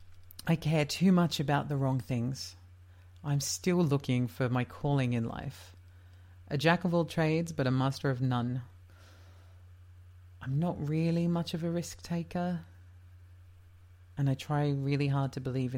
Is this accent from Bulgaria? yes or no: no; Leicester, East Midlands, United Kingdom; I was born in Leicester, England in August of 1985.